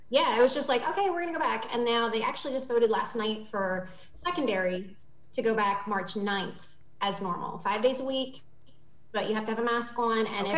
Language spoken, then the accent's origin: English; Martinsburg, West Virginia, United States; now in Virginia, United States; my hometown, Martinsburg.